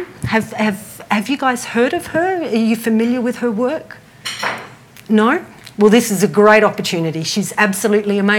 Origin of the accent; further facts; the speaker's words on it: Byron Bay, New South Wales, Australia; moved away as an adult; now in Melbourne, Australia; I am actually originally from Byron Bay. I moved to Melbourne 10 years ago.